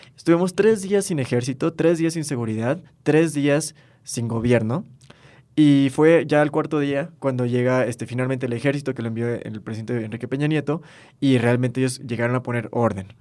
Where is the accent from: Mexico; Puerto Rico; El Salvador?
Mexico; Los Cabos, Baja California Sur; Yo soy de Los Cabos, por ejemplo, y me tocó en el 2014 vivir el, huracán Odil